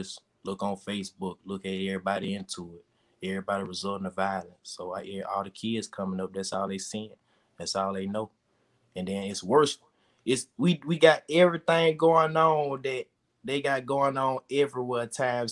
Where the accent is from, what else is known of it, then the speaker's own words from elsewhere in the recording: Talladega, Alabama, United States; growing up in Talladega